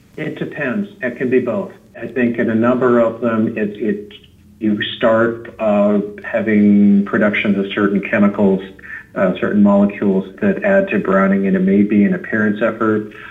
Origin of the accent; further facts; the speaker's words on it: just outside of Philadelphia, New Jersey, United States; moved away as an adult; now in California, United States; I'm originally from New Jersey, just outside of Philadelphia, and I've been living in California for about 28 years